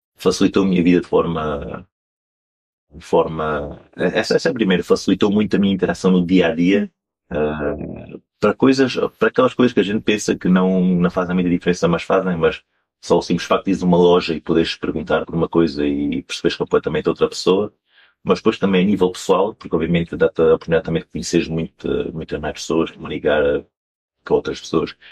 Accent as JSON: {"language": "Portuguese", "town": "Campo Maior", "region": "Alentejo", "country": "Portugal", "tie": "born or raised there", "accent": "strong Alentejo", "moved": "as an adult", "lives_now": "Shanghai, China", "said": "a empresa da minha terra, Campo Maior, como já deves ter notado pelo sotaque forte alentejano"}